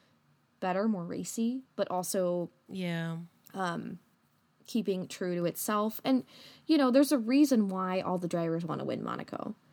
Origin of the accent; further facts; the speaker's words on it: Midwest, United States; We're from the Midwest. We drive everywhere.